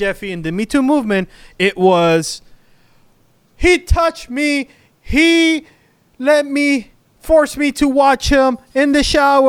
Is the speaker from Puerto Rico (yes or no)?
yes; Puerto Rico; born there; I was born in Puerto Rico, so I'm like a native.